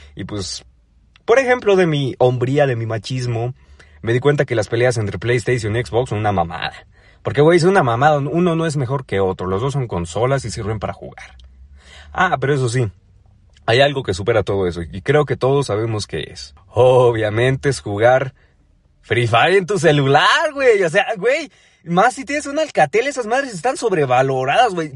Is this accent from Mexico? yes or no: yes; Ecatepec, State of Mexico, Mexico; moved away; Yo soy del Estado de México, más específicamente de Catepec